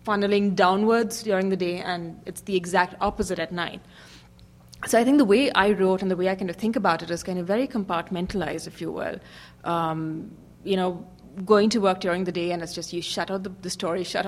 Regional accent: India; moved away as an adult; also born or lived in Hong Kong / New York; I grew up in India. I worked in Hong Kong for a bit and then, you know, came to the U.S. for business school, lived and worked in New York

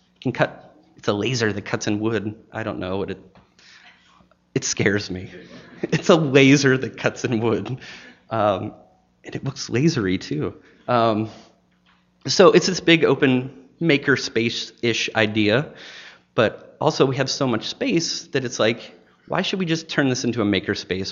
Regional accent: Pittsburgh, Pennsylvania, United States; also born or lived in Maine; now in Chattanooga, United States; going back to Pittsburgh, Pennsylvania, my hometown

